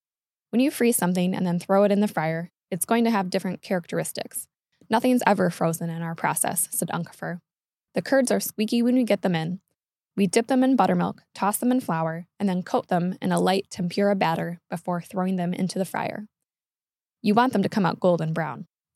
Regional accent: Wisconsin, United States; Born and raised in Wisconsin, I've eaten a fair amount of fried cheese in my 27 years.

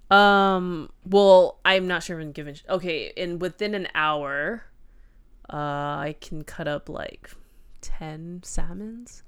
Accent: United States; as an American

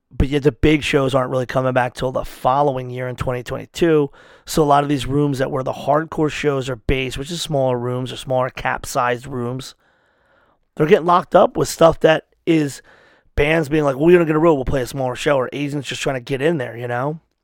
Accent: United States; I'm an American

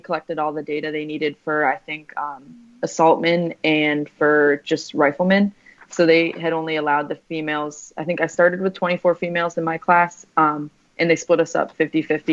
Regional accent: Cape Cod, Massachusetts, United States; I grew up in Cape Cod, Massachusetts

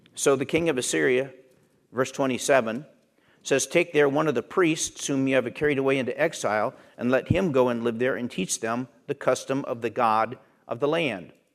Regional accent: Pennsylvania, United States; Where I grew up in Pennsylvania, we told Pollock jokes

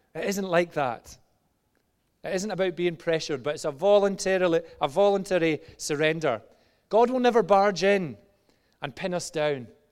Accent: just outside Glasgow, Scotland, United Kingdom; moved away; when I was about ten years old, eh, in Glasgow, just outside Glasgow to the age of about fourteen, actually younger, probably about seven to fourteen

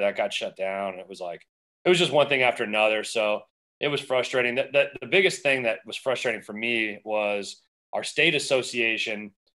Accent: Arizona, United States; also born or lived in Southern California; I, was born in Southern California and then moved out to Arizona. I was about ten years old

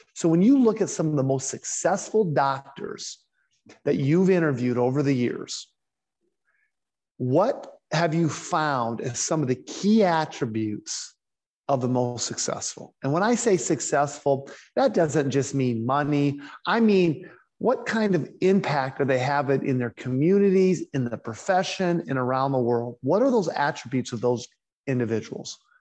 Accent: South Dakota, United States; I'm from South Dakota

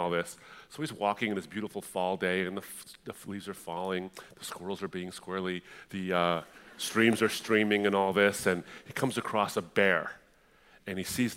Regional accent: Detroit, Michigan, United States; I was born in Detroit, but we moved up to a suburb of Detroit

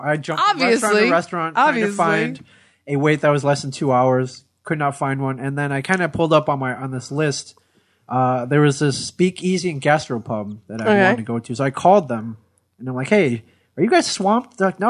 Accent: New Orleans, Louisiana, United States; moved away; because I'm from New Orleans. I just moved up here 4 months ago.

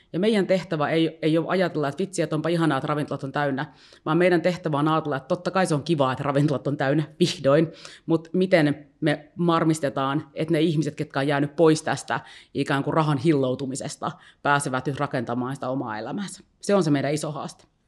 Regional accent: Helsinki, Uusimaa, Finland; tämä on kuitenkin niin kuin mun kotikaupunki, ja tiedätkö, jotenkin mä niin kuin identifioidun niin vahvasti helsinkiläiseksi

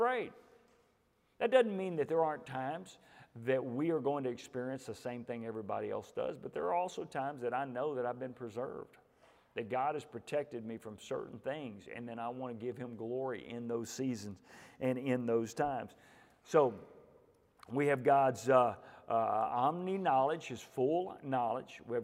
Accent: Houston, Texas, United States; I'm from the Houston area

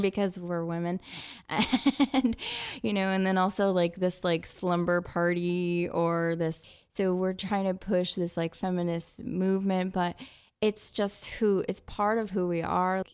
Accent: northwest New Jersey, United States; also born or lived in Ohio; moved back home with my mom in New Jersey

